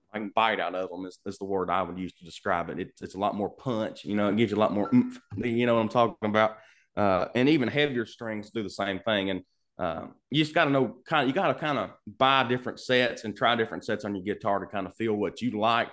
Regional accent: Lancaster, Kentucky, United States; I'm from Lancaster, Kentucky. Yeah, little bitty

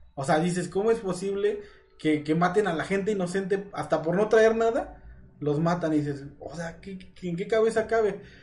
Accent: Mexico

